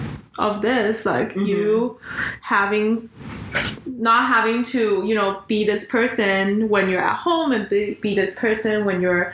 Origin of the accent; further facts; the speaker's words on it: Canada; So we're talking about how to navigate the best of both worlds as Taiwanese Canadian.